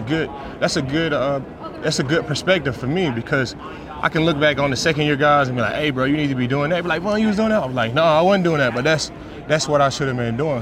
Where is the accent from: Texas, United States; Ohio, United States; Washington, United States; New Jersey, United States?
Texas, United States; Dallas; I'm from Dallas, Texas. Born and raised in Dallas, Texas.